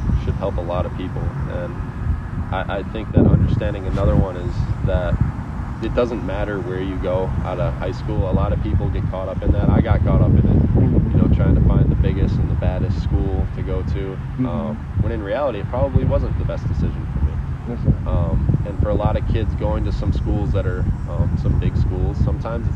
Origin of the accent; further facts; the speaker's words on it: Wisconsin, United States; also born or lived in Auburn, Alabama; allowed me to come back home, close to Milwaukee